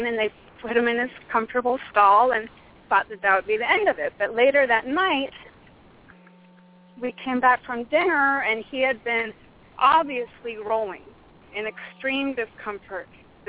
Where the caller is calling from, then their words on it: Phoenix, Arizona, United States; I am in the southeast corner of Phoenix, Arizona.